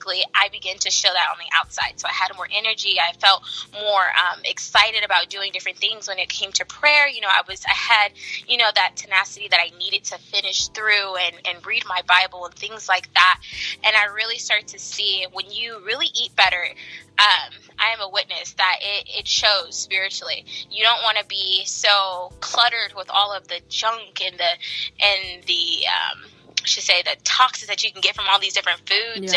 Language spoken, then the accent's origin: English; the Bay Area, California, United States; I am from the Bay Area in California